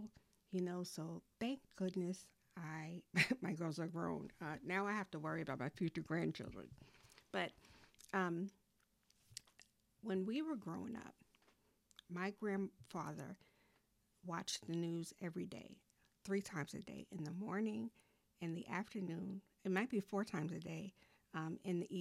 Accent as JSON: {"language": "English", "region": "New York", "country": "United States", "tie": "born or raised there", "moved": "yes", "lives_now": "North Carolina, United States", "said": "my hometown, New York"}